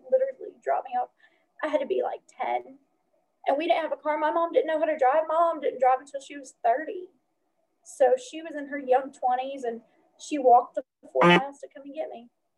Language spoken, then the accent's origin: English; the South, United States; growing up in the South, being the only, you know, light-skinned person at an all-light-skinned school that had Black friends